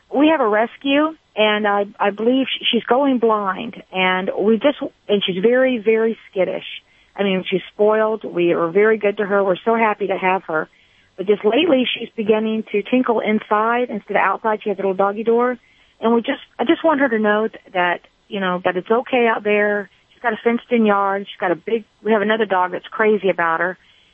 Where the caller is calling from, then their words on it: Gautier, Mississippi, United States; Doshay, Mississippi.